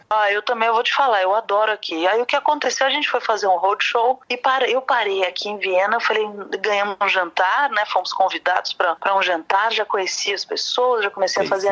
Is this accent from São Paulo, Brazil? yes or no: yes; São Paulo, Brazil; also born or lived in Rio de Janeiro, Brazil; now in Vienna, Austria; eu sou paulista, filha de pernambucano